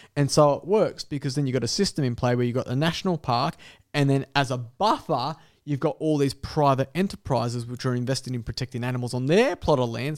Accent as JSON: {"language": "English", "town": "Dapto", "region": "New South Wales", "country": "Australia", "tie": "born or raised there", "said": "as a kid in the back of West Dapto, probably because I was from Dapto"}